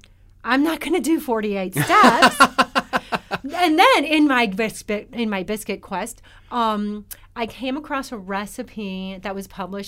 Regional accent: Midwest, United States; now in Atlanta, United States; I'm from the Midwest, so I grew up with cornbread.

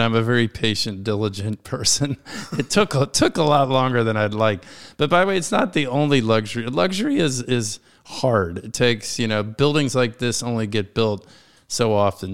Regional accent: Washington, District of Columbia, United States; This is my hometown. I was born and raised here

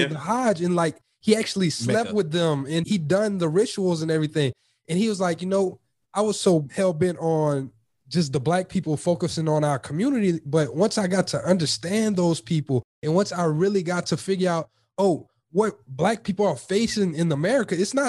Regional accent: United States; especially being an American.

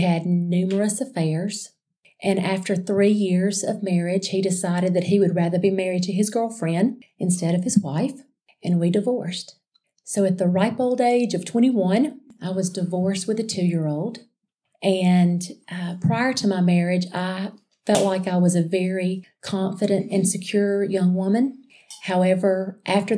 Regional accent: Alexander City, Alabama, United States; I grew up in Alexander City, Alabama

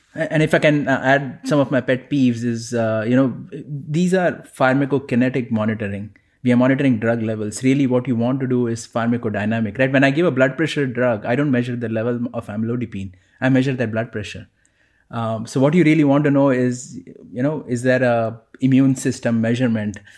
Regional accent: Mumbai, Maharashtra, India; moved away; growing up in Mumbai

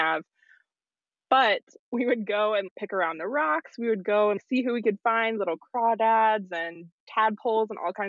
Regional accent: Knoxville, Tennessee, United States; I am originally from Knoxville, Tennessee, which is where I'm calling in from

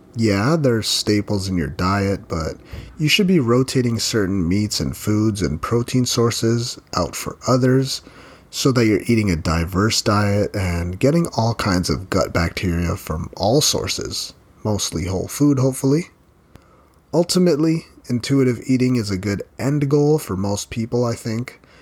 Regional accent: Philippines; I'm Filipino and that means I grew up eating rice with every meal

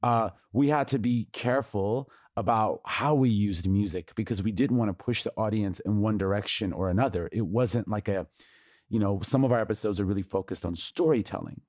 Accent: United States; the cultural narrative that I was raised on in the United States

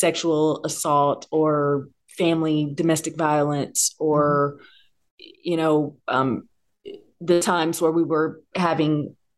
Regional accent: Bay Area, California, United States; I'm born and bred in the Bay Area, and I grew up listening to everything

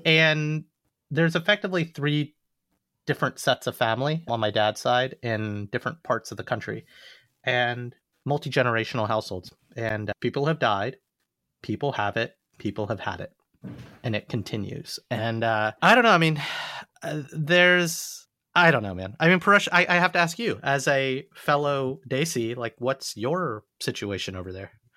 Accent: United States; I'm an American. My parents were born in India

